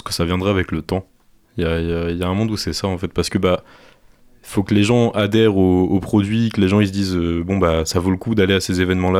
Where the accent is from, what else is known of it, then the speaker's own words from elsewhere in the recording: Normandy, France; now in Angers, France; moi je viens pas du tout d'Angers de base, je, suis de Normandie